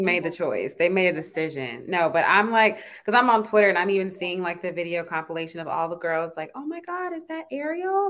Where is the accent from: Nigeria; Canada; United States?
Nigeria; me being Nigerian